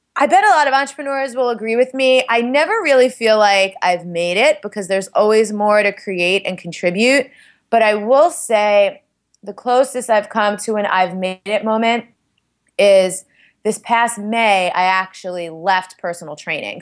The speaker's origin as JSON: {"language": "English", "town": "New York City", "region": "New York", "country": "United States", "said": "I'm from Staten Island"}